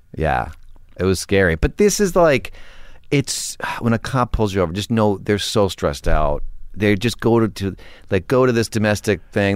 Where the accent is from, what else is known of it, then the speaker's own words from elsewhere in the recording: Weston, Connecticut, United States; I grew up in Connecticut